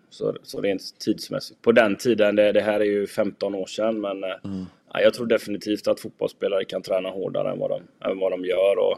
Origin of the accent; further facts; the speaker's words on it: Gothenburg, Västra Götaland, Sweden; jag är ju från Göteborg från början och jag jobbade i Frölunda.